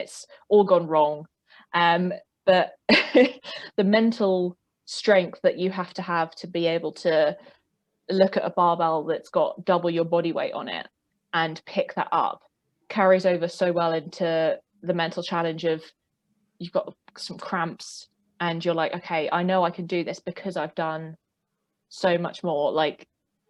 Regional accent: South East England, United Kingdom; accent: southeast of England; I live in England, specifically in the southeast of England, if you couldn't tell by my accent.

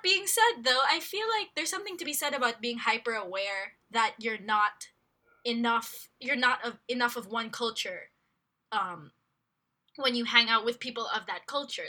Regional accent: Philippines; born or raised there; also born or lived in United States

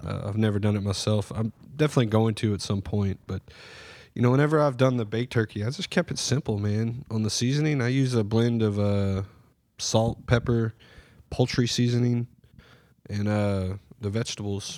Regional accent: Surfside, United States; Growing up, you know, we grew up in Surfside

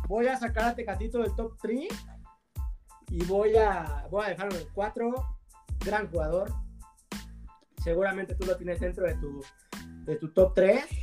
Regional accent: Mexico; somos los mexicanos

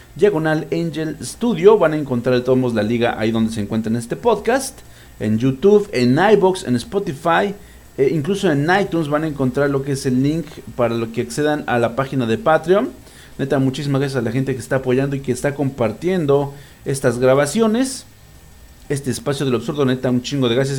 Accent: Mexico; soy un pinche mexicano bien ridículo

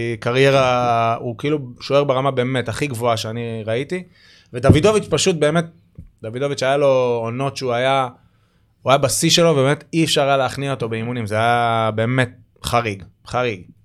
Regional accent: Givatayim, Tel Aviv District, Israel; גדלנו באותו אזור פחות או יותר, גבעתיים

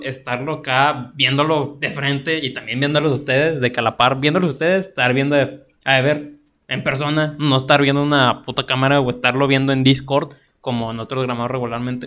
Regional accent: Monterrey, Nuevo León, Mexico; Estamos, somos de Monterrey, slash Guadalupe

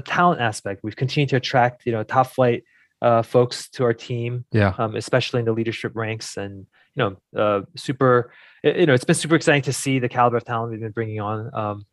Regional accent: New Jersey, United States; I grew up in New Jersey.

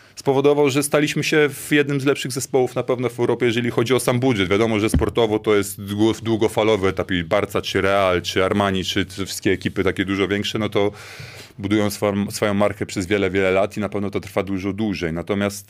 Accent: Gdynia, Pomeranian Voivodeship, Poland; Ja wróciłem do, do, do domu, do Gdyni, bo tak na dobrą sprawę zawsze byłem łączony z tym Sopotem. Nie wiem dlaczego, że zawsze Sopot, tylko Sopot i ten, ja wcale nie, ja jestem Gdynianin

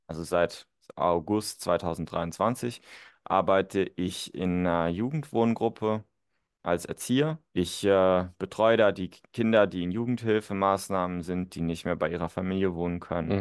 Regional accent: northern Saarland, Germany; ich bin ja auch geboren und aufgewachsen tatsächlich. Das ist so das Nordsaarland

